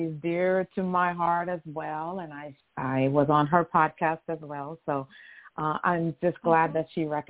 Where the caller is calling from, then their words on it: Conroe, Texas, United States; I'm calling from Conroe, Texas, which is a little north of Houston, Texas.